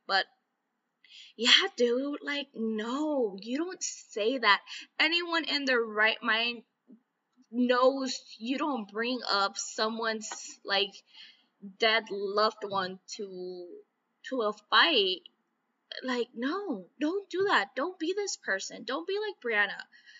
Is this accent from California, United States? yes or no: yes; Calexico, California, United States; the podcast local to my hometown, Calexico, had reached out